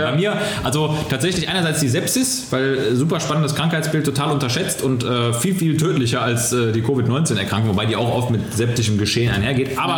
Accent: Mönchengladbach, North Rhine-Westphalia, Germany; Ich habe wirklich einen Großteil meiner Jugend in den Ferien, also wirklich in den Ferien konzentriert auf dem Abi, so nannte der sich damals

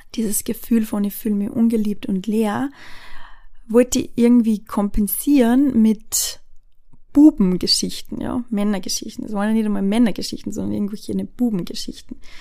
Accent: Austria; bei uns in Österreich

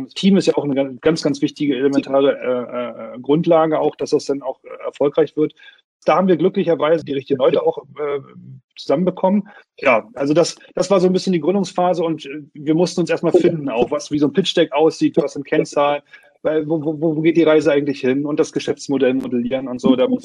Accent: Brandenburg, Germany; born there; äh, bin 38 Jahre alt, gebürtig aus Brandenburg, ähm, habe Jura studiert an der Universität in Greifswald.

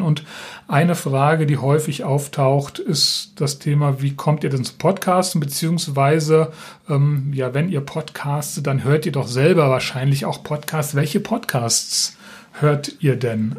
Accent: Rheingau-Taunus, Hesse, Germany; now in Schleswig, Germany; Ich bin ja ein, ein Kind des Rheingau-Taunus

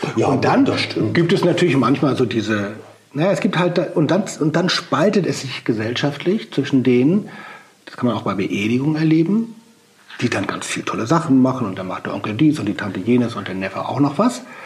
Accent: Germany; bei uns in Deutschland

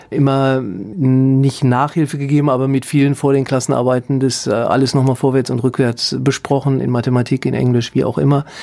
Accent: Leichlingen, North Rhine-Westphalia, Germany; also born or lived in Solingen; Ja, korrekt. Städtisch, ne? Ich bin äh, geboren in Solingen, aufgewachsen in Leichlingen. Das ist ein kleiner Ort

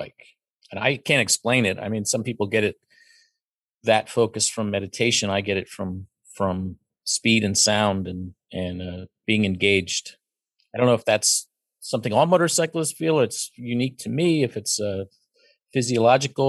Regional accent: Pennsylvania, United States; I was raised in Pennsylvania and went to university in Pennsylvania and raised a child here. I've always lived here.

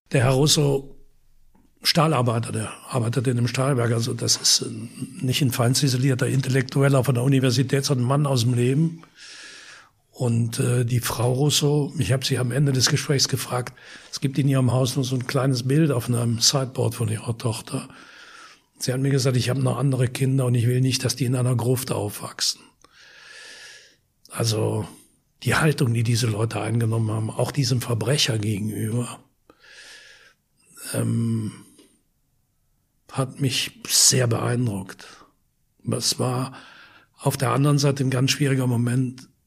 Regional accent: Wallonia, Belgium; das ist ein Vorort von Lüttich, nicht weit weg von meiner Heimat.

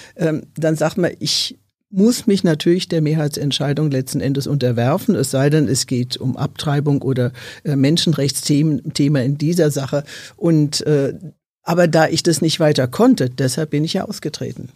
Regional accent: Germany; uns als Deutsche

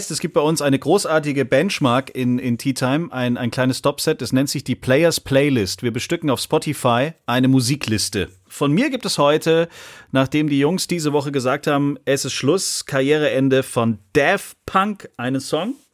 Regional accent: Netherlands; German is a second language; oh, als Holländer hat man es echt nicht leicht. Mann, Mann, Mann, ey.

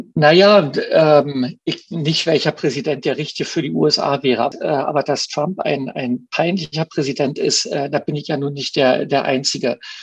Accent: East Germany, Germany; ich bin ja Ostdeutscher

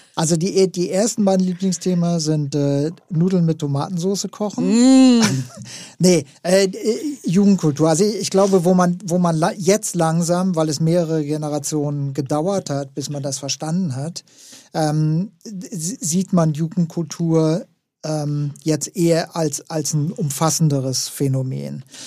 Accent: West Germany, Germany; als, als Westdeutscher

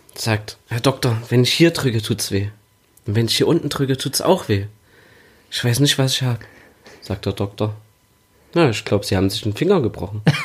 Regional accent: Erfurt, Thuringia, Germany; moved away as an adult; now in Leipzig, Germany; Ursprünglich komme ich aus Erfurt, wohne aber jetzt schon seit fast 13 Jahren in Leipzig

